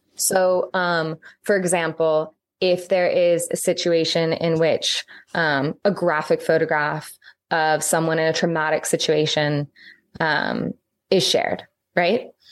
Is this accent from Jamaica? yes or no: no; St. Louis, Missouri, United States; now in Northern Ireland, United Kingdom; I live in Northern Ireland now. This is a post-complex society. Um, it is different cultural, social, and political context than where I grew up in Saint Louis.